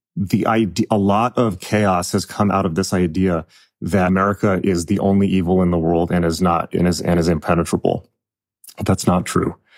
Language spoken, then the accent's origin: English; United States; I'm American